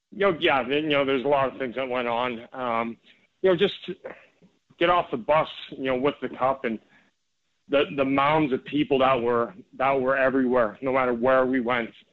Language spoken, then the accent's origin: English; Canada; growing up in Canada until I, I turned pro when I was uh, 19 years old.